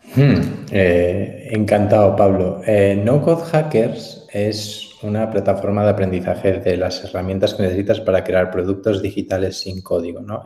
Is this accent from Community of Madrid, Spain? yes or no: no; Galicia, Spain; soy muy gallego, eh, me encanta Galicia y la defiendo por encima de mis posibilidades